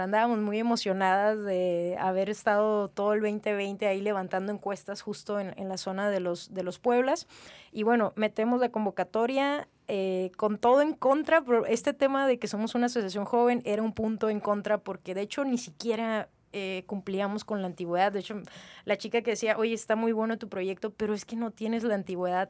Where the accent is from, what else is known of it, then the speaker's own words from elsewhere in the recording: Mexicali, Baja California, Mexico; yo soy de Naí, este, 100% cachanilla